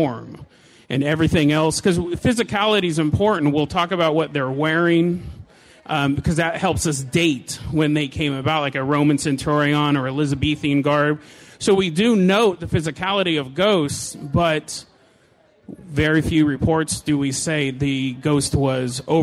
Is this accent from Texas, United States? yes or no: no; Hood River, Oregon, United States; I'm from Hood River, Oregon.